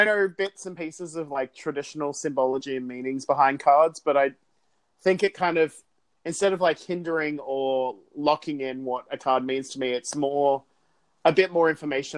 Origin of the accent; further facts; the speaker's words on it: Sydney, New South Wales, Australia; I grew up in Sydney, was born and raised there